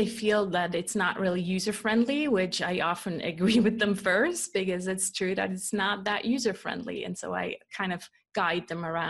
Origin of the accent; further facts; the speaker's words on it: Switzerland; English is a second language; also born or lived in California, United States; No, I'm actually born and raised in Switzerland. I'm just a copycat with accents. And so I copy my husband's accent, who's from Canada.